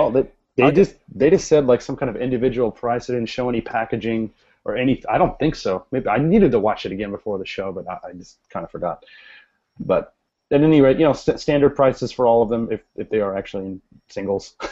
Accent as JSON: {"language": "English", "country": "United States", "said": "as an American"}